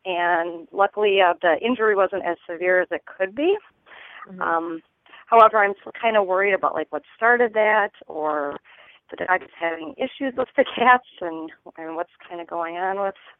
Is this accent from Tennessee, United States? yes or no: no; Milwaukee, Wisconsin, United States; also born or lived in North Carolina; I'm actually from Milwaukee, Wisconsin. I just have a North Carolina area code still.